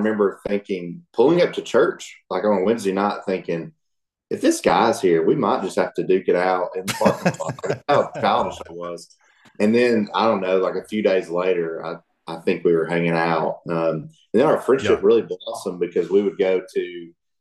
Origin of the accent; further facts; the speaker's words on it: Chattanooga area, North Georgia, United States; now in Alabama, United States; I used to live in North Georgia in the Chattanooga area where there were mountains everywhere.